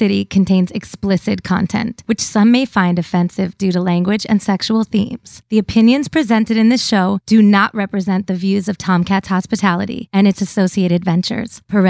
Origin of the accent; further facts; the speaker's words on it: Connecticut, United States; moved away as an adult; also born or lived in Los Angeles / New York; now in Nashville, United States; We grew up together in Connecticut. We moved out to LA together, New York, LA, here.